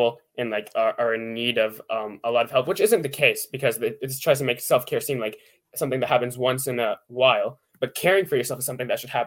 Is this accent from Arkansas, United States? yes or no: no; Pittsburgh, Pennsylvania, United States; I'm from Pittsburgh, Pennsylvania